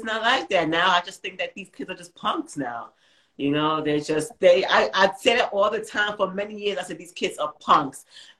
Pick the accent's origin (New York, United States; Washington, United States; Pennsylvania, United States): New York, United States; New York City; we grew up in Queens